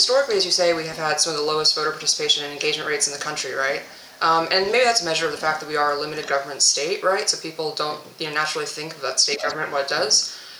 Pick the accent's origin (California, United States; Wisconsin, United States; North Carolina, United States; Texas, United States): Texas, United States; But as a Texan, just sort of seeing that engagement, seeing that commitment and that passion is reassuring, right?